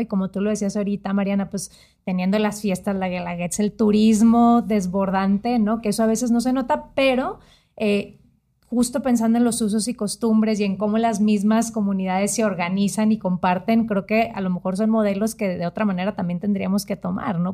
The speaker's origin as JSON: {"language": "Spanish", "region": "northern Mexico", "country": "Mexico", "said": "Yo viniendo de la parte del norte del país"}